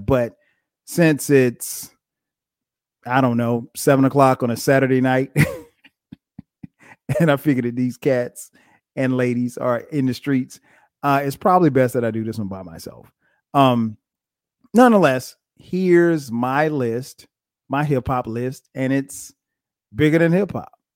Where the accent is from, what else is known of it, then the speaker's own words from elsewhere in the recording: Atlanta, Georgia, United States; my hometown of Atlanta, G